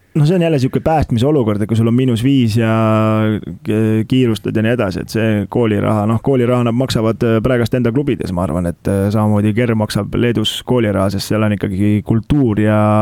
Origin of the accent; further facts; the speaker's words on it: Estonia; meie kui eestlased